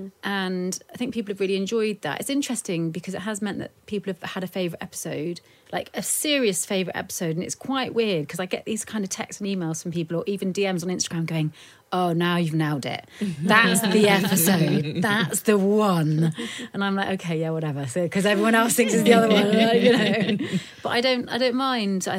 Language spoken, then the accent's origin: English; United Kingdom; being British.